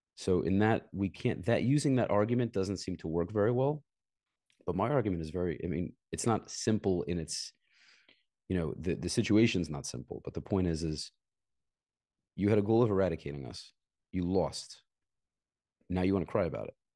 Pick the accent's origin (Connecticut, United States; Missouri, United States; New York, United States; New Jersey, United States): New York, United States; New York City; moved away as an adult; also born or lived in Israel; I grew up in Brooklyn